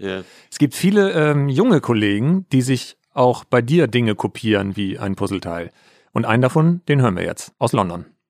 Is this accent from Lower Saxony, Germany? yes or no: yes; Altes Land, Lower Saxony, Germany; moved away; wenn ich in meiner Heimat bin. Ich komme ja aus dem alten Land